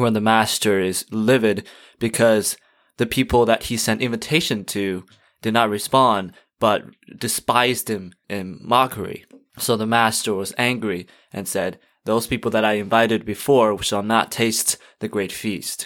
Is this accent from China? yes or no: yes; China; moved away; I'm from China. I grew up in a Christian home